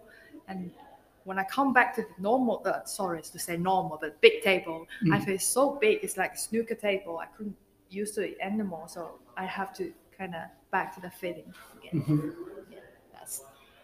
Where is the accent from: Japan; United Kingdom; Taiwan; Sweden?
Taiwan; I'm from Taiwan